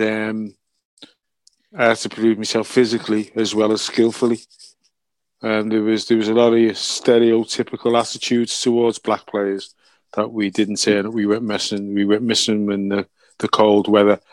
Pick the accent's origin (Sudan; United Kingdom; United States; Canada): United Kingdom; Liverpool, North West England; my hometown club